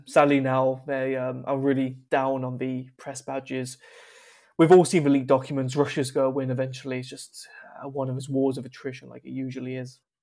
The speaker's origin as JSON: {"language": "English", "country": "United Kingdom", "said": "a British person with a history of colonization"}